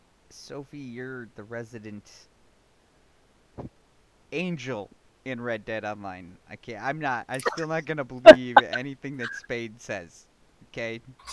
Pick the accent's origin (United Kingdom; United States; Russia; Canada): United States; Wisconsin; I'm from Wisconsin, so technically, if it's after, like, I think 8 a.m. now, you're safe.